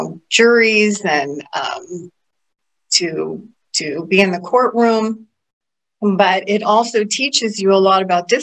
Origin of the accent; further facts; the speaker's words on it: Gainesville, Florida, United States; moved away as an adult; I grew up in Gainesville, Ward